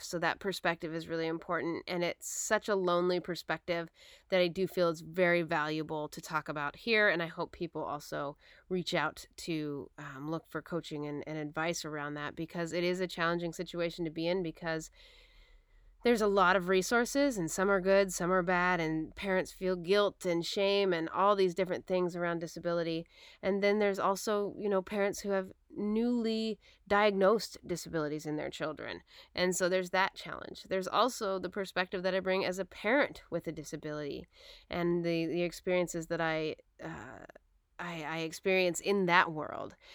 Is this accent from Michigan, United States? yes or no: no; Portland, Oregon, United States; moved away; also born or lived in Battle Ground, Washington; I grew up in Portland, Oregon, and then I went to school up in Battleground, Washington